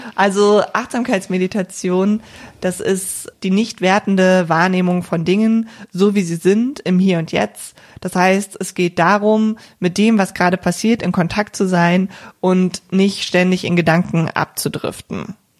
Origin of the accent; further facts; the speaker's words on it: Cologne, North Rhine-Westphalia, Germany; ich komme ja hier aus der Region Köln